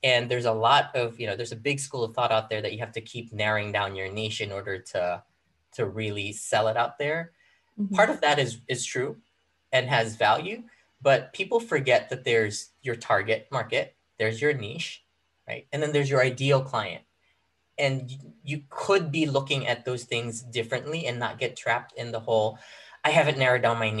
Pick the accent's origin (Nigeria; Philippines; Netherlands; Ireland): Philippines; moved away as an adult; now in United States; I moved to the U.S., like quick side note, like I grew up in the Philippines. I was 18 when I moved to the U.S.